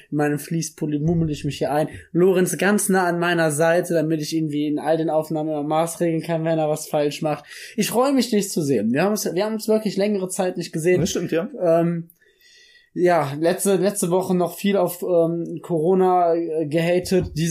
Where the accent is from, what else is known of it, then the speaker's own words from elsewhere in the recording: Cologne, North Rhine-Westphalia, Germany; für mich als wahren Karnevalsjack als Kölsche Junge, Da geht mir ja das Herz auf, ne?